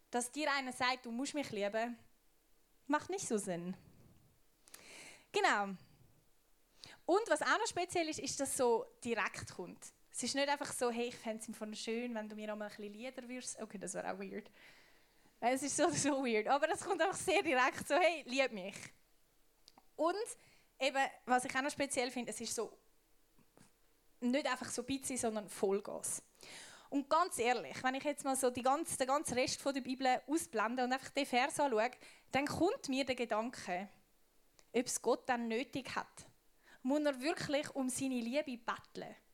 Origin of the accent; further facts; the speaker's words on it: Switzerland; Ich bin Schweizerin. Ich kann meinen Schweizer Pass verbrennen und was auch immer machen. Ich bleibe Schweizerin.